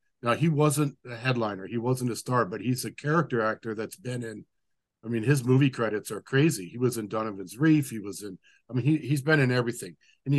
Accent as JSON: {"language": "English", "country": "Japan", "tie": "born or raised there", "said": "every time we'd be growing up in Japan, if I happened to be, you know, traveling in that direction, I would go with Dad."}